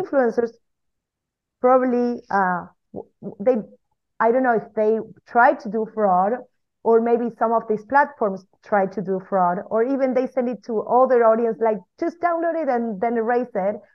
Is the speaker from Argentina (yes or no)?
yes; Argentina; now in Spain; we live in Spain with my husband, which is also the co-founder of my agency. Uh, we are originally from Argentina.